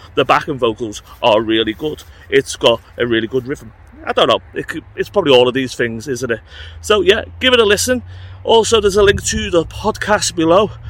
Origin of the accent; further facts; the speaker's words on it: United Kingdom; I'm British